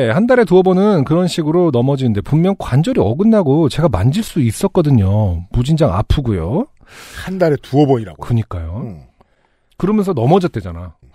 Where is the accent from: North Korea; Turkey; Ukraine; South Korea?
South Korea; Sangju, North Gyeongsang; 저는 경북 상주 출신인데 지방 사시는 분들은 알겠지만 엄청나게 중한 질병이 아닌 이상 가봤자 근처 광역시의 큰 병원이 최선일 때가 많죠.